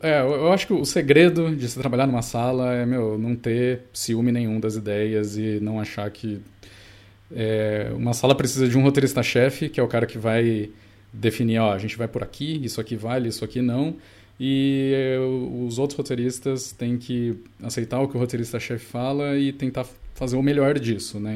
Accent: Rio Claro, São Paulo, Brazil; moved away as an adult; now in Ribeirão Preto, Brazil; não nasci em nenhum dos dois, nasci em Rio Claro, é uma ah, cidadezinha, ah, claro. é, perto de Bracicaba. É, uhum. Estudei lá até, enfim, terminei o colegial lá.

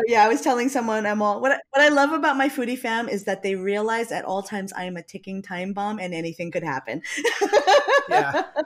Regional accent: Hawaii, United States

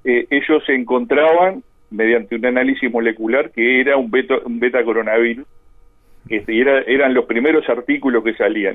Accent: Colonia del Sacramento, Colonia, Uruguay; moved away; yo soy allá de Colonia

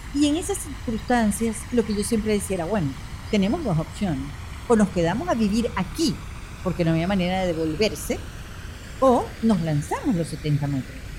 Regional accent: Venezuela; esta gente que somos los venezolanos

